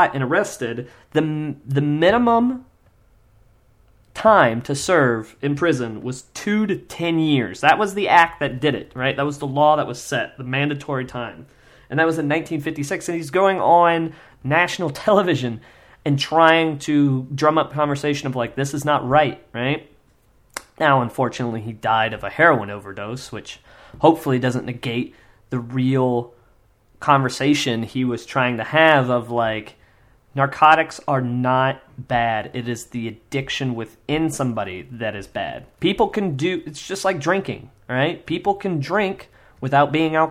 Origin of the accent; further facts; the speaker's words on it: Kansas, United States; I grew up in Kansas